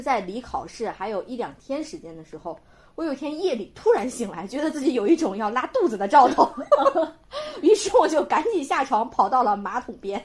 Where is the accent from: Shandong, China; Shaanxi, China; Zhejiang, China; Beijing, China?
Shandong, China; 因为我是长在一个高考大省嘛，我前面嗯。 之前我好像说过我是山东人嘛